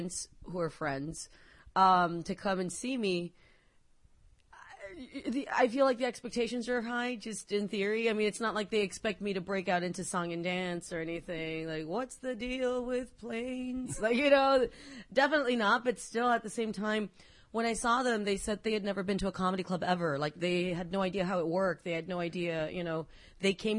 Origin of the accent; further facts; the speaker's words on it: McAllen, Texas, United States; I grew up in McAllen, Texas